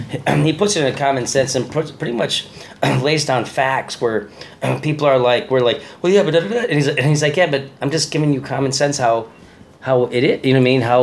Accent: Chicago, Illinois, United States; now in Los Angeles, United States; I'm from Chicago.

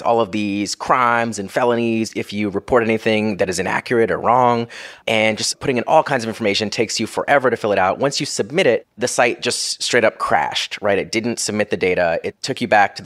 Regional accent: Florida, United States; my family lives in Florida. I grew up in Florida

